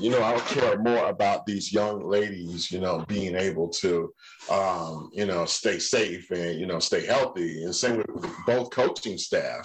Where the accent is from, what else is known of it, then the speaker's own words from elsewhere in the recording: Atlanta, Georgia, United States; I grew up in Atlanta